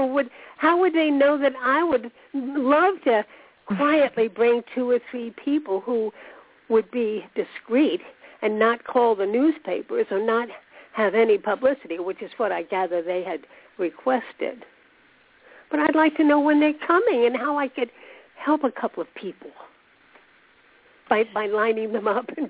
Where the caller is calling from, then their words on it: Florida, United States; I'm … from Florida.